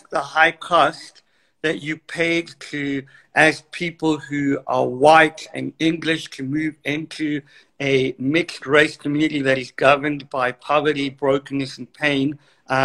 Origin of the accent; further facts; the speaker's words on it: Cape Town, Western Cape, South Africa; moved away; I am from Cape Town and was born on the Cape Flats